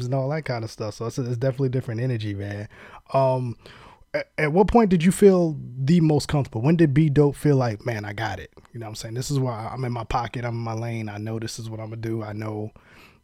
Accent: New York City, New York, United States; I grew up in Queens, so I grew up around a lot of Puerto Ricans

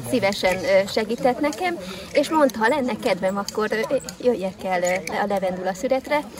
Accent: Bárdudvarnok, Somogy, Hungary; Hát én Bárudbarnokról származom

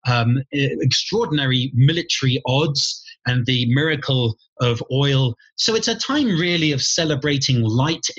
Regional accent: London, United Kingdom; moved away as an adult; also born or lived in St Andrews, Scotland; now in Santa Fe, United States; I was brought up in London

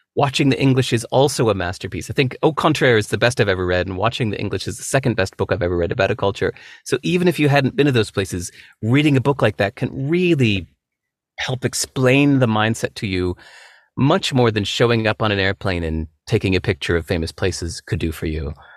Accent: California, United States; growing up in America

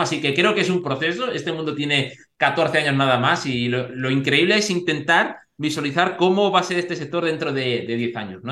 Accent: Segovia, Castile and León, Spain; yo en ese sentido soy de Segovia

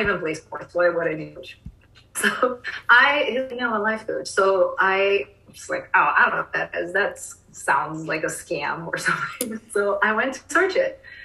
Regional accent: Rio de Janeiro, Brazil; now in Austin, United States; I'm from Rio

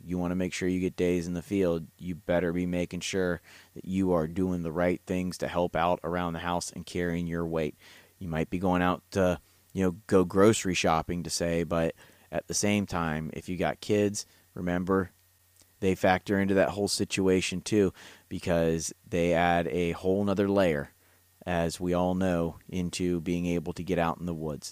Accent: Ohio, United States; now in Kentucky, United States; It's my home state. I'm a transplant here in the bluegrass

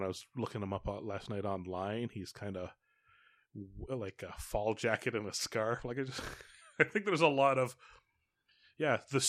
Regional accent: Calgary, Alberta, Canada; Well, I grew up in Calgary, so there's a lot of oil company names.

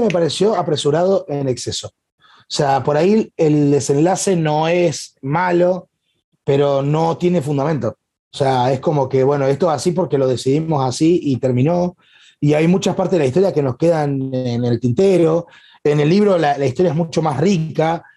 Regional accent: Tierra del Fuego, Argentina; also born or lived in Corrientes, Argentina; mi Tierra del Fuego es mi provincia

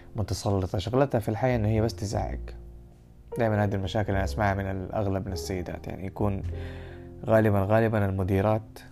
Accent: Saudi Arabia; احنا كمجتمع سعودي

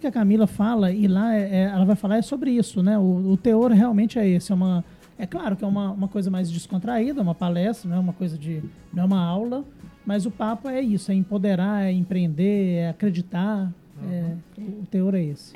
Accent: Governador Valadares, Minas Gerais, Brazil; Eu cresci em Valadares

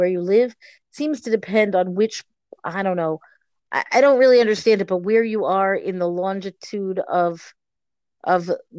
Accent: Boston, Massachusetts, United States; growing up in Boston. But growing up in Boston, the sky feels farther away.

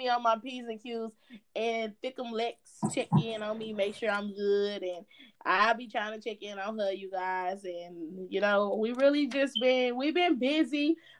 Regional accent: Fort Worth, Texas, United States; moved away; I finally moved back to my hometown, Fort Worth. Yes, Funky Town.

